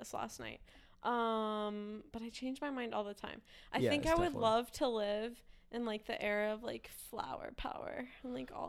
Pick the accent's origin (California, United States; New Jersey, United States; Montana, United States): Montana, United States; Bozeman; moved away